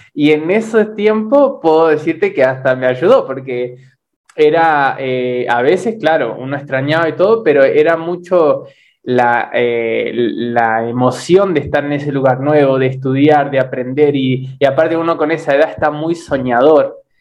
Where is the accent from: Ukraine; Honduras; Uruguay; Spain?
Uruguay; also born or lived in Misiones, Argentina / Buenos Aires, Argentina; now in Brazil; yo soy uruguayo, ¿no? Pero primero viví en misiones